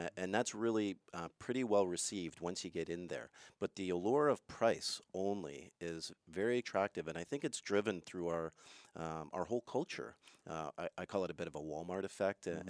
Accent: Montreal, Quebec, Canada; moved away; I'm originally from Montreal, so I speak French mm. a little bit

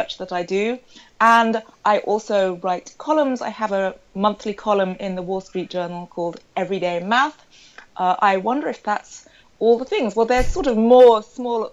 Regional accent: Sussex, South East England, United Kingdom; I grew up in Sussex, which is a rural county in England, in the southeast

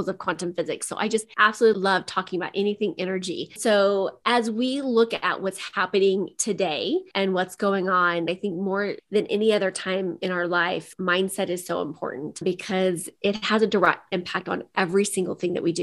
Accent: Midwest, United States; I come from the Midwest. So I grew up in the country.

